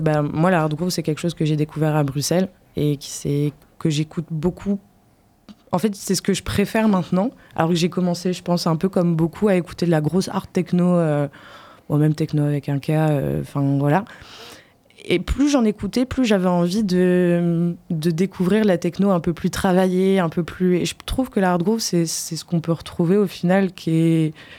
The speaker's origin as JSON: {"language": "French", "town": "Poitiers", "region": "Nouvelle-Aquitaine", "country": "France", "also_born_or_lived": "Brussels", "moved": "as an adult", "said": "quand je suis partie de Poitiers"}